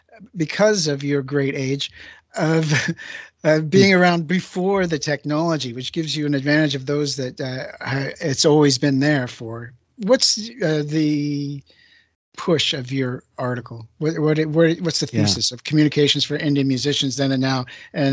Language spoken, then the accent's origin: English; Canada; I'm Canadian